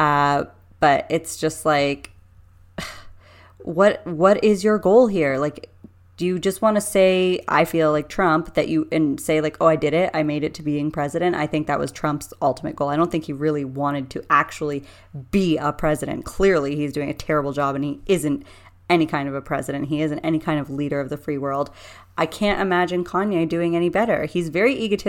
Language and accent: English; Canada; us being Canadian